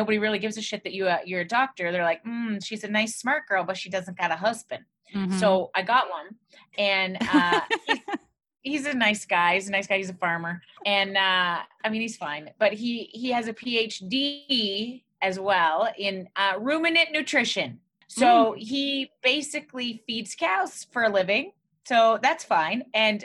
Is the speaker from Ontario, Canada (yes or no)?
no; Alberta, Canada; now in Quebec, Canada; I grew up in Alberta in a small town